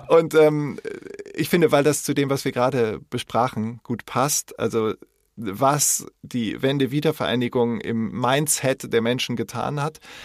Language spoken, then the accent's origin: German; West Germany, Germany; als Wessi